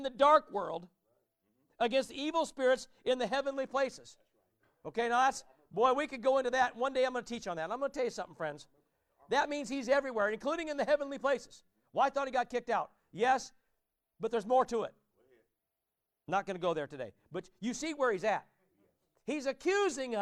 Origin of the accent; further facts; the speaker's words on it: Warsaw, Indiana, United States; where I grew up in Warsaw, Indiana